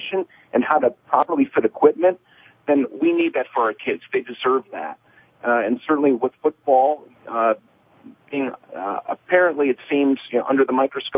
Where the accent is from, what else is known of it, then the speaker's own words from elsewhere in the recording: Northeast Ohio, United States; I grew up in Northeast Ohio